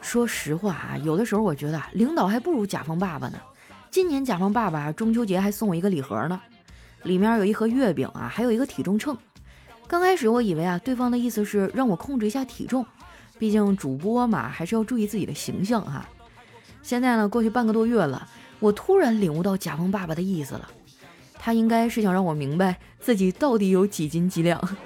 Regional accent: Heilongjiang, China; 我老家是黑龙江的嘛，不靠海

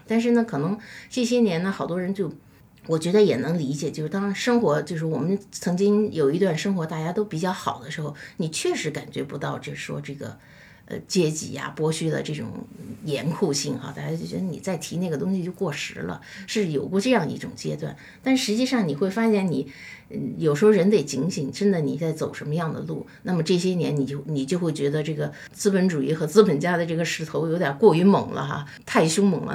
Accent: China; 我们中国人

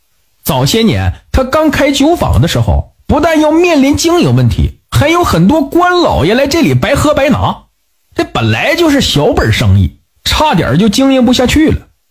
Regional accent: Northeast China, China; 在我的老家东北有一个地方叫小南门

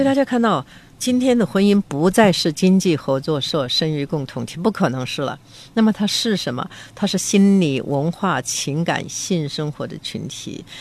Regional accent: Beijing, China; accent: Beijing dialect; 我们北京话叫做有贼心也没有贼胆

